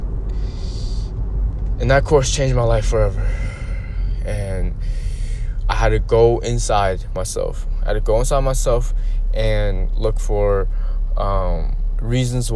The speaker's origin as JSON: {"language": "English", "country": "United States", "said": "just being Asian American, going through school"}